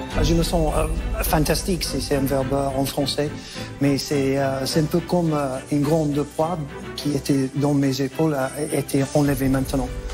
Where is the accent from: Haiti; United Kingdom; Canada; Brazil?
United Kingdom; England; French is a second language; moved away as an adult; now in Basque Country, France; un petit accent, je suis anglais